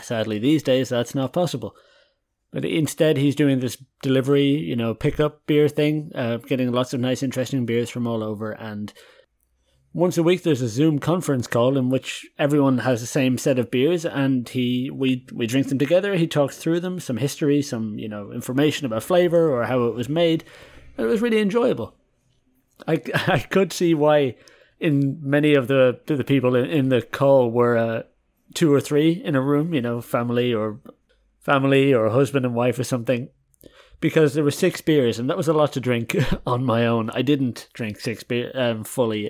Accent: Dublin, Leinster, Ireland; moved away as an adult; also born or lived in County Westmeath, Ireland / Germany; now in Haarlem, Netherlands; I'm Irish, born and raised there for twenty-three years. live in Dublin for a lot of my life. Consider myself a Dubliner

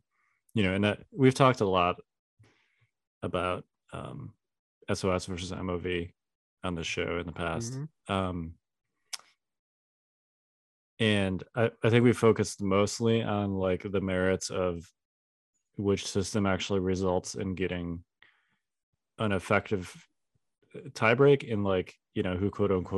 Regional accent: Chicago, Illinois, United States; accent: Chicago; I occasionally have people ask me if I grew up in Chicago, and I'm like, I don't feel like I have that much of a Chicago accent, but apparently I do.

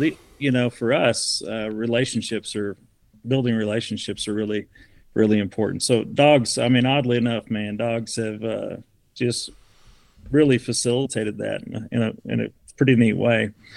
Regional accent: Southern Missouri, United States; now in Utah, United States; I grew up in Southern Missouri

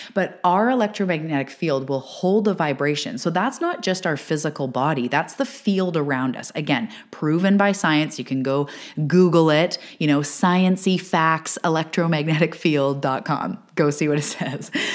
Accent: Canada; I am a Canadian living on the West west coast of Canada

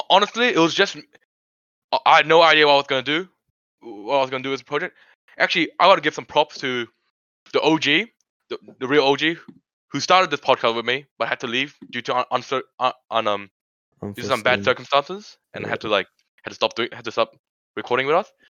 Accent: Sri Lanka; born there; I was born in Sri Lanka

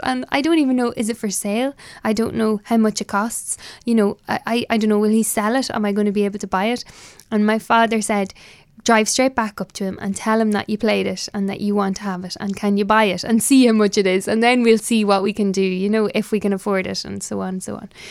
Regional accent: Ireland; I am Irish

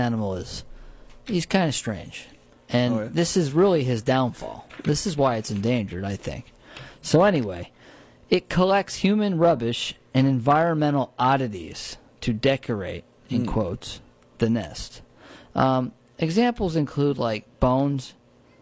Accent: Shawangunk Ridge, New York, United States; where I grew up on the Shangham Ridge

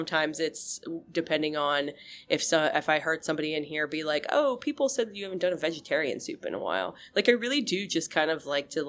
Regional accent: Penns Valley, Pennsylvania, United States; I grew up in Penns Valley.

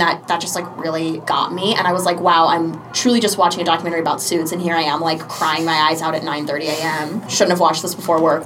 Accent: Sarasota, Florida, United States; I'm from Sarasota, Florida

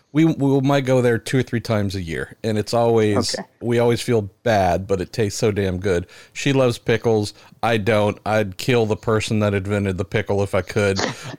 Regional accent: United States; I'm an American.

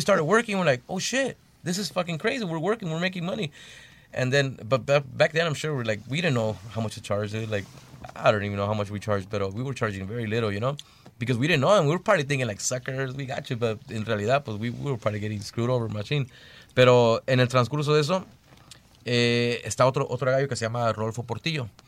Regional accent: Bell, California, United States; we're from Bell, California, and a little small city

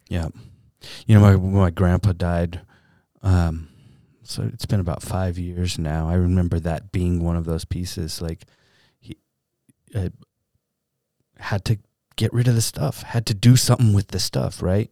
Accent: Southern California, United States; I grew up in Southern California

